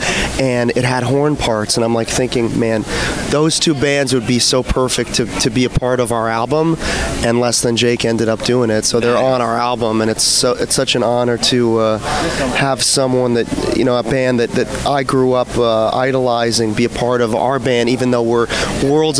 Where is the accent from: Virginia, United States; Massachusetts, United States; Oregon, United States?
Massachusetts, United States; Salem; I'm from the Salem, Massachusetts area